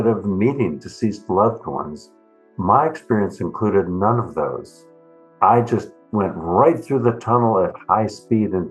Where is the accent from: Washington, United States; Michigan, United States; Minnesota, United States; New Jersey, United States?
Minnesota, United States; moved away as an adult; also born or lived in East Coast / San Francisco, California; now in Berkeley, United States; I grew up in Minnesota